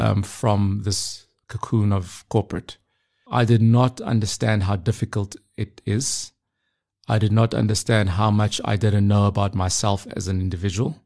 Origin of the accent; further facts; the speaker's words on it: Pretoria, Gauteng, South Africa; moved away as an adult; now in Hong Kong; I grew up in Pretoria, very typical background, South African story, you know, grew up in the township.